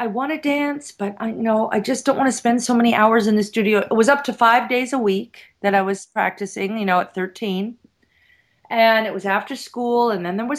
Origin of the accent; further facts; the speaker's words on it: San Diego, California, United States; moved away as an adult; also born or lived in San Francisco / Europe; I grew up in San Diego, and at 14, 15, I moved to San Francisco